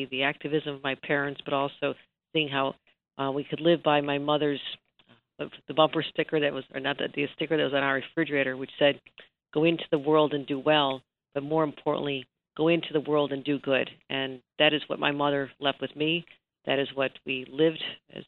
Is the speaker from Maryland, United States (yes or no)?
no; Buffalo, New York, United States; I was a young girl growing up in Buffalo